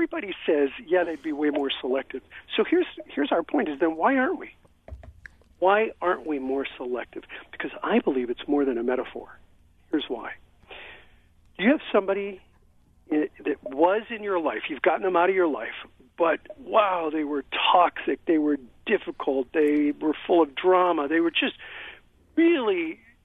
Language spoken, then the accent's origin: English; Pennsylvania, United States; moved away; I was born in Pennsylvania